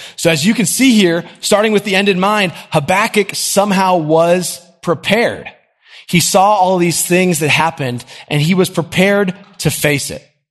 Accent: Nashville, Tennessee, United States; I grew up in Nashville. This is a great place to live

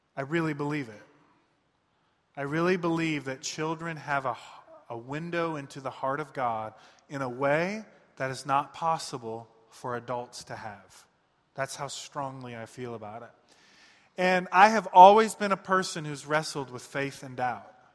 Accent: Detroit, Michigan, United States; I'm from Michigan, from the, uh, east side of Detroit

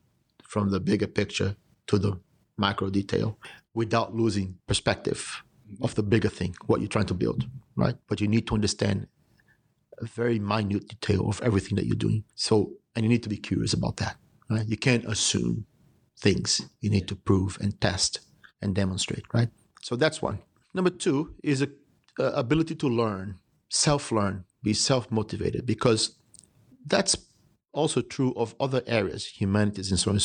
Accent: Brazil; born there; also born or lived in United States / United Kingdom; I was born in Brazil. I went to school in the US and I've lived a significant part of my adult life in the United Kingdom.

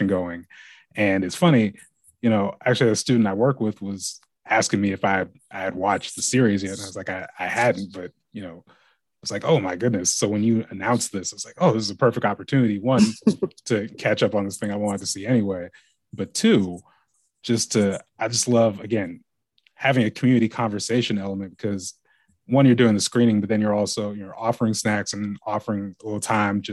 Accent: Lake Oswego, Oregon, United States; where I grew up in Lake Oswego

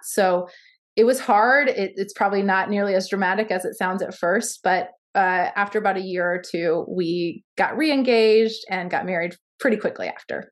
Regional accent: Baltimore, Maryland, United States; now in Ames, United States; born in baltimore maryland so i currently live in ames iowa

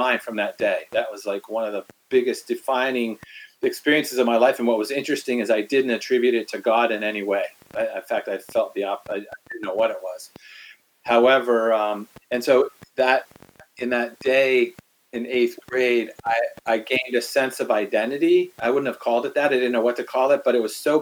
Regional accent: Washington, District of Columbia, United States; I'm from the East Coast, grew up in Washington, D.C.

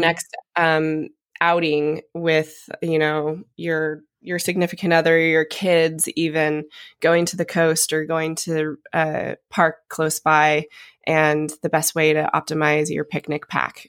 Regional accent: Coeur d'Alene, Idaho, United States; moved away; also born or lived in Napa, California; coming from Idaho and growing up in Coeur d'Alene on the lake

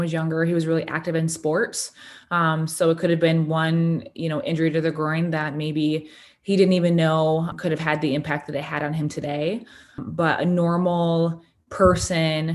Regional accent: Kalamazoo, Michigan, United States; I am from Kalamazoo, Michigan.

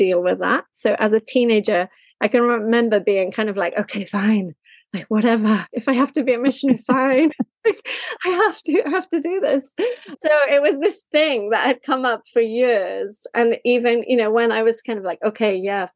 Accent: Wales, United Kingdom; moved away as an adult; also born or lived in Japan; I am from Wales, and I live in Wales at the moment

